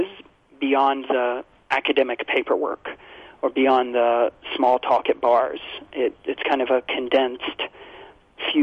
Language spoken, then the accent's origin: English; Kentucky, United States; my home state when I was growing up of Kentucky